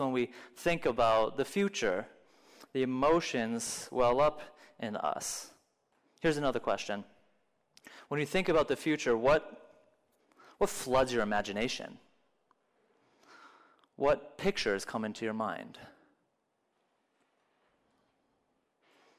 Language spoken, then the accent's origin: English; Minnesota, United States; moved away as an adult; also born or lived in Florida; I grew up in Minnesota, and I lived in Florida for a while